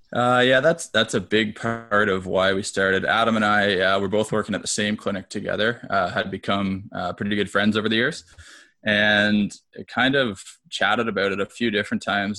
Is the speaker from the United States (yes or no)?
no; Peterborough, Ontario, Canada; also born or lived in Hamilton, Ontario; moved back to Peterborough, which is my hometown